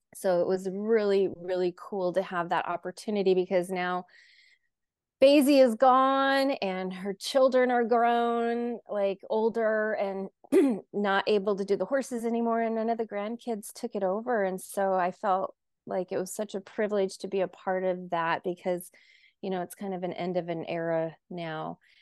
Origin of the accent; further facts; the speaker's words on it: North Dakota, United States; moved away as an adult; also born or lived in Tucson, Arizona; 14 miles from my farm that I grew up on in North Dakota